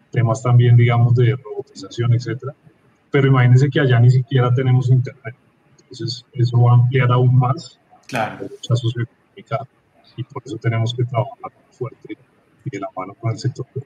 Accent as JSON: {"language": "Spanish", "region": "Bogotá", "country": "Colombia", "said": "soy de Bogotá, pero soy hincha del Nacional."}